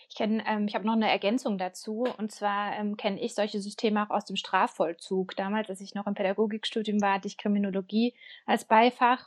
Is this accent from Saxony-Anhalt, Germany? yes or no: no; Baden-Württemberg, Germany; Ich komme ja auch aus Bavü